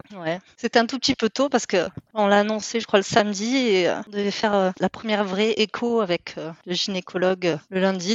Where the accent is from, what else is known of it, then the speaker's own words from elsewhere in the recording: south of France, France; moved away as an adult; now in Netherlands; je viens du sud de la France